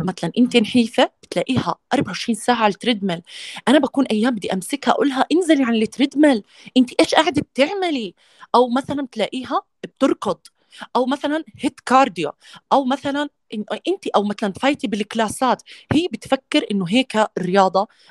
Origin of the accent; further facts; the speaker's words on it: Jordan; انا اردنيه